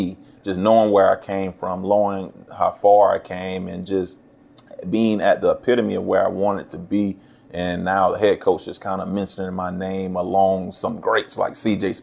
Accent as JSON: {"language": "English", "town": "St. Augustine", "region": "Florida", "country": "United States", "tie": "born or raised there", "said": "my hometown, St. Augustine, Florida"}